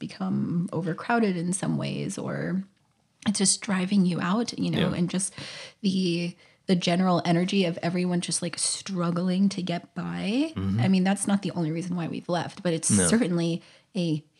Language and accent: English; California, United States; And for us, we are from California, so we still have roots and community and friends.